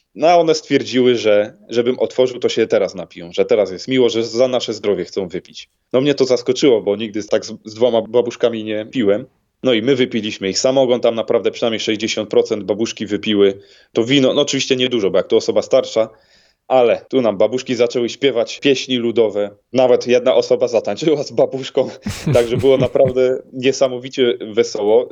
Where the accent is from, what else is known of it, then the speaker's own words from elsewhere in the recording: Ostrów Wielkopolski, Greater Poland, Poland; u siebie w Ostroju Wielkopolskim